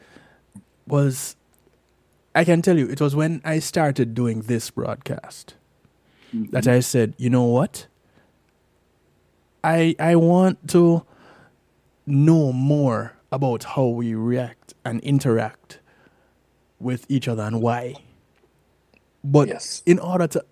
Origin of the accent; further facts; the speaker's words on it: Jamaica; growing up in Jamaica